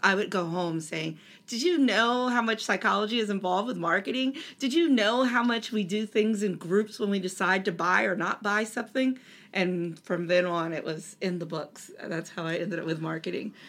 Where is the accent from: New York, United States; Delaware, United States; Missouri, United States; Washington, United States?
Delaware, United States; I grew up in Delaware, which is home to DuPont